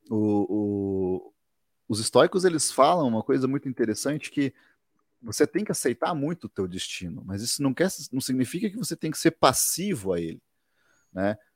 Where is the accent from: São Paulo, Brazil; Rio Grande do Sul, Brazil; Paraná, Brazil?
Paraná, Brazil; Guarapuava; born there; nasci aqui é, em Guarapuava, Paraná.